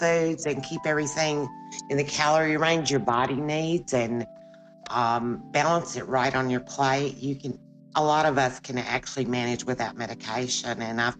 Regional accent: the South, United States; And I say I'm from the South.

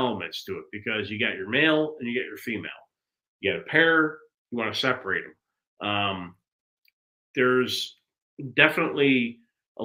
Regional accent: Chicago, Illinois, United States; growing up in Chicago

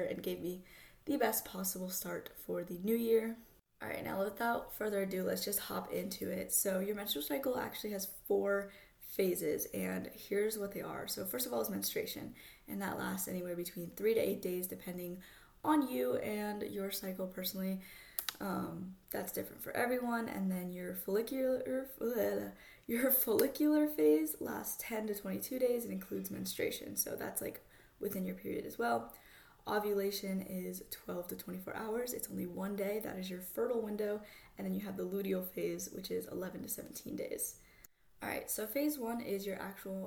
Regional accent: Florida, United States; I'm from Florida, so anytime a Florida girl

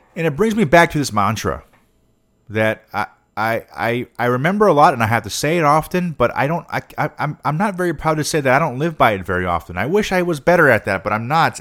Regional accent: United States; I'm an American

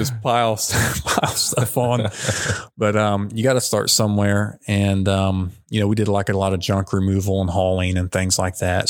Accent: Madison, United States; moved away as an adult; also born or lived in Lynchburg, Virginia; I grew up in Madison, um, moved to Lynchburg, Virginia, kind of followed my brother there to Liberty University

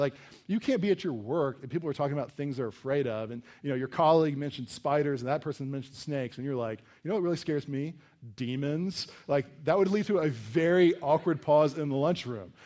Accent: Virginia, United States; we grew up in Virginia in kind of this wooded area

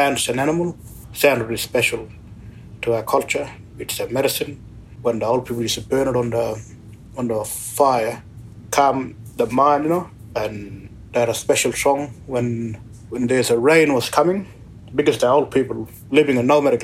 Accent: Gibson Desert, Western Australia, Australia; I'm Mardu, and I am Manjilara from the Gibson Desert area.

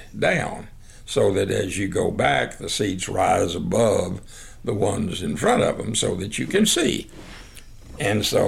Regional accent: Hermleigh, Texas, United States; also born or lived in Snyder, Texas; I was born in Hermely, Texas, and I was born at a little house that my grandmother and granddad were living

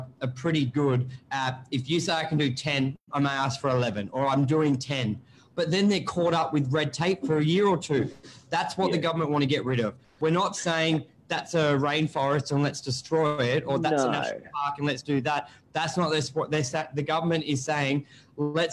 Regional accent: Sydney, New South Wales, Australia; when I grew up on Northern Beaches

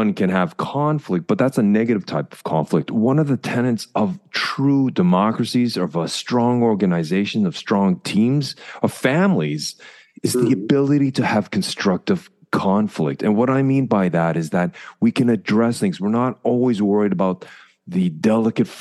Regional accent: Canada; moved away; As a Canadian

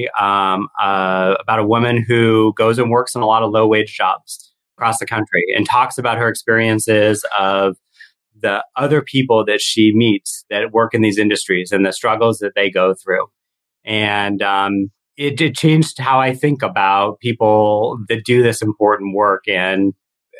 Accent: Seattle, Washington, United States; I'm from Seattle

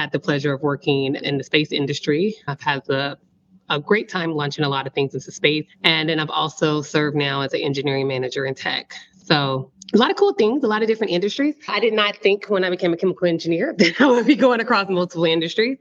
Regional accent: Austin, Texas, United States; also born or lived in Port Arthur, Texas; I come from a little town, Port Arthur, Texas. Most people in oil and gas know exactly where that is. It houses the world's biggest refinery there. So I grew up with oil and gas in my background, my backyard, a part of my growing up. And then my mom, I guess she shifted us to Austin. So I spent the bulk of my life living in Austin, Texas

